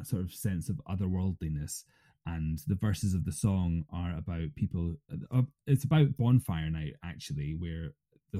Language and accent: English; East Coast of Scotland, United Kingdom; also born or lived in Fife, Scotland / London; now in Eigg, United Kingdom; I'm not from Egg originally. I'm from the East Coast